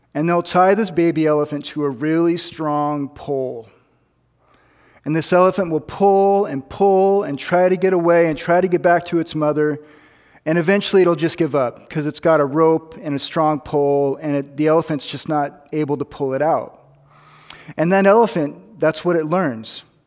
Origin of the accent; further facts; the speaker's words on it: United States; I'm an American